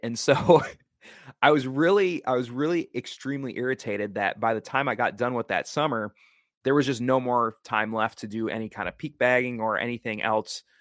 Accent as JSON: {"language": "English", "region": "Wisconsin", "country": "United States", "tie": "born or raised there", "moved": "yes", "lives_now": "Oregon, United States", "said": "I was flying back to my home state of Wisconsin"}